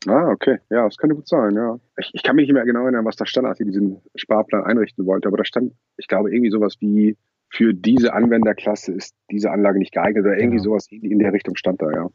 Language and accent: German; Lübeck, Schleswig-Holstein, Germany; now in Kiel, Germany; Ich ähm, bin Wahlkieler, aber gebürtiger Lübecker.